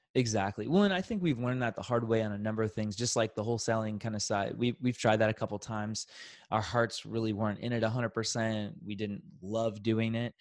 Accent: Kansas City, United States; born and raised in Kansas City, so it's been a very natural, wonderful place to grow up

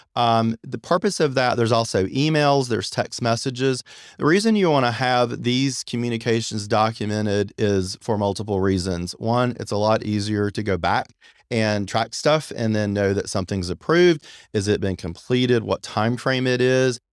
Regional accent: Apex, North Carolina, United States; also born or lived in Long Beach, California; I'm actually from Apex, North Carolina, so I'm very familiar with the Raleigh, Durham area and with Cary. I've been here forever.

